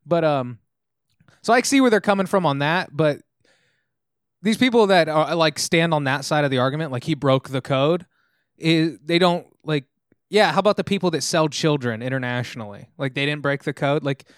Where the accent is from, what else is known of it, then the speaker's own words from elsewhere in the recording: Tennessee, United States; Hello, I'm from Tennessee.